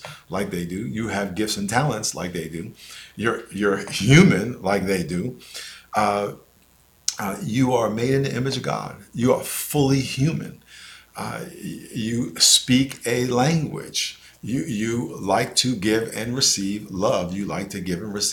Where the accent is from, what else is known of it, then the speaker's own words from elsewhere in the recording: New York, United States; moved away; also born or lived in San Diego; I grew up in New York in a neighborhood called Lakeview, which was mostly black